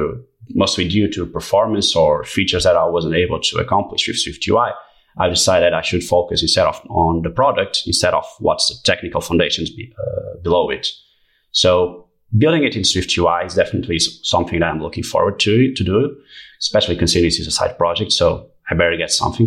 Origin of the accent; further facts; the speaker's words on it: Portugal; I'm a 24 years old guy from Portugal